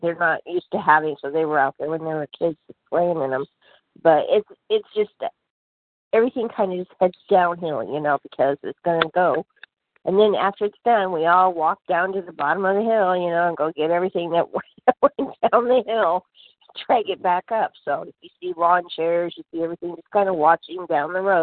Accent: Oregon, United States; now in Arizona, United States; I grew up in Oregon, you know, and I was used to rain

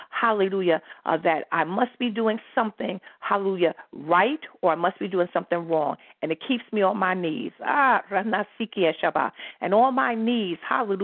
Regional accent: United States; moved away; I'm from New York, New Jersey

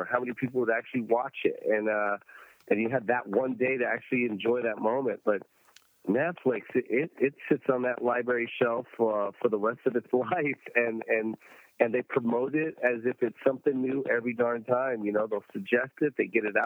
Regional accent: Tacoma, Washington, United States; I'm from Tacoma, Washington

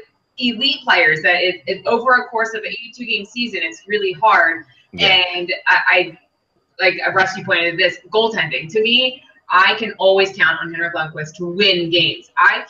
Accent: Philadelphia, Pennsylvania, United States; I know I am from Philly.

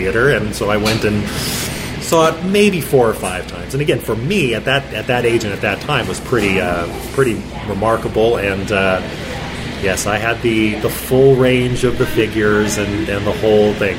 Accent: Bakersfield, California, United States; moved away as an adult; now in Salt Lake City, United States; I grew up in Bakersfield, California

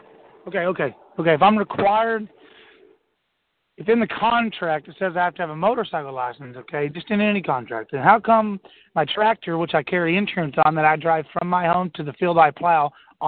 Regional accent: Texas, United States; I'm from Texas.

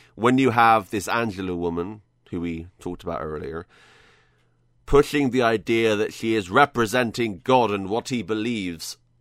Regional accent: United Kingdom; I'm British.

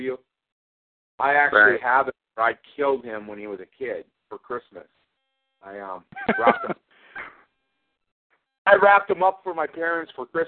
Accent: Ireland; I'm stubborn. I'm Irish. I don't listen to people.

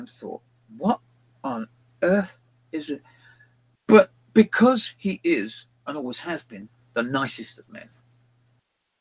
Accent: England, United Kingdom; moved away as an adult; also born or lived in Johannesburg, South Africa; now in South Africa; I'm from England.

